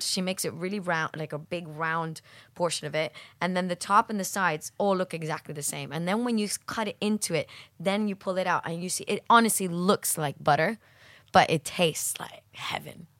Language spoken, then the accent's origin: English; Miami, Florida, United States; growing up in Miami, I, I guess 'cause I grew up in a kind of holiday destination in Miami